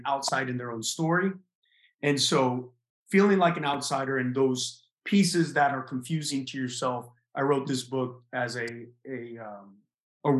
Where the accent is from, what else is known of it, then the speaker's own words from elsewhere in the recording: Texas, United States; moved away as an adult; also born or lived in California / Tennessee / Oklahoma / Florida; I was born in California, raised in Texas, went to school in Tennessee, Oklahoma, lived in Florida